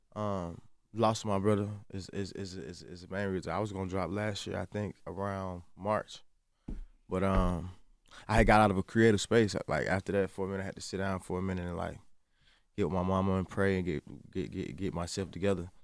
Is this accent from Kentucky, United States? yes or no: no; Atlanta, Georgia, United States; I'm from the South